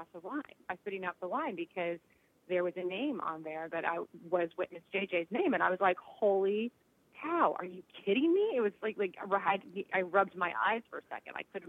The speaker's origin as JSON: {"language": "English", "region": "Southern California", "country": "United States", "tie": "born or raised there", "said": "I grew up in Southern California"}